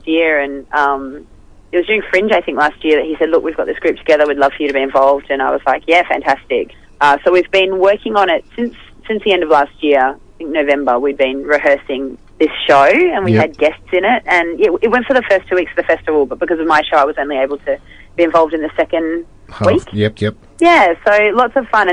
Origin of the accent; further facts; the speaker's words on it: Perth, Western Australia, Australia; moved away as an adult; I'm from Perth originally. I've been here 7.5 years now